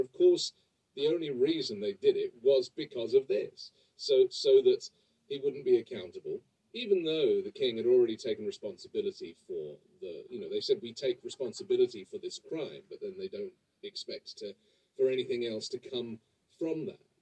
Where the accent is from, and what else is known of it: England, United Kingdom